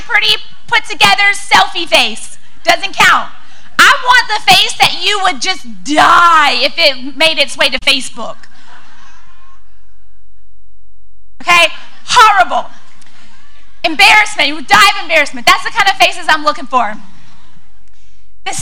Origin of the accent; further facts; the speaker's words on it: Louisiana, United States; moved away as an adult; now in Texas, United States; I'm working on being a Texan, but I am from Louisiana